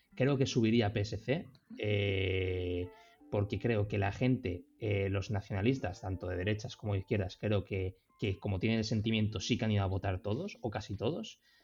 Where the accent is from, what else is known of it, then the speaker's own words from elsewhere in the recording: Castellón de la Plana, Valencian Community, Spain; nací en Castellón